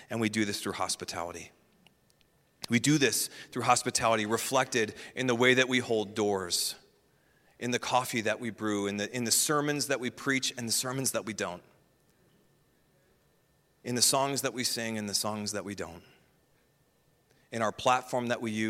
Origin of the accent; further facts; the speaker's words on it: Midwest, United States; I'm going to butcher this because I'm from the Midwest